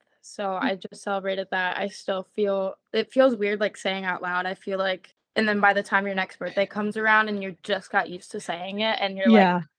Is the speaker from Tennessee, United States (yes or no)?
yes; Memphis, Tennessee, United States; now in Nashville, United States; I go by she, her. I am from Memphis, Tennessee. I currently live in Nashville.